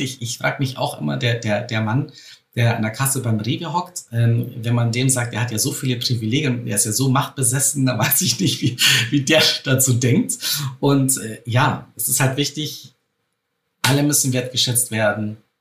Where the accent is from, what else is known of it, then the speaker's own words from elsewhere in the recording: Bavaria, Germany; bei uns in Bayern hieß es früher Spätzlewirtschaft